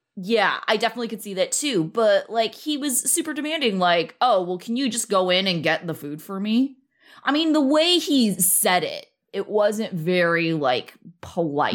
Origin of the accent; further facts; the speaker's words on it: California, United States; I grew up in California